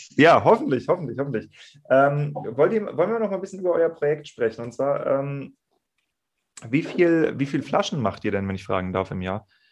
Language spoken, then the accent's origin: German; Kiel, Schleswig-Holstein, Germany; also born or lived in Rheingau; now in Bergen, Germany; Ich komme gebürtig aus Kiel, habe dann im Rheingau gelernt und mich hat es jetzt an die österreichische Grenze verschlagen